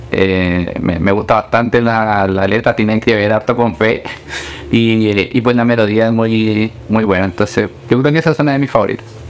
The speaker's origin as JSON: {"language": "Spanish", "country": "Colombia", "tie": "born or raised there", "also_born_or_lived": "Chile", "moved": "yes", "said": "Yo nací en Colombia, yo soy colombiano, y allá en Colombia íbamos a una iglesia"}